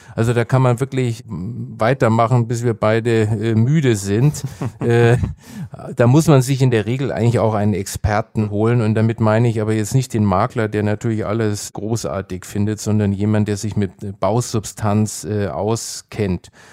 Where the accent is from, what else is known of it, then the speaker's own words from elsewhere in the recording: Nuremberg, Bavaria, Germany; meine Heimatstadt äh, Nürnberg